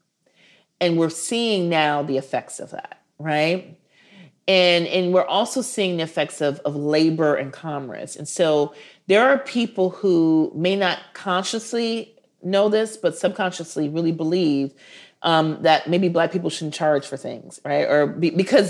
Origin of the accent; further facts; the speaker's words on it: Minneapolis, Minnesota, United States; also born or lived in Milwaukee; I'm from Minneapolis, and George Floyd was murdered 6 blocks away from where I went to elementary school.